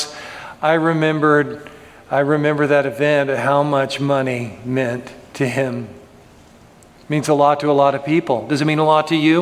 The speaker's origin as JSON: {"language": "English", "country": "United States", "said": "my citizenship as an American citizen"}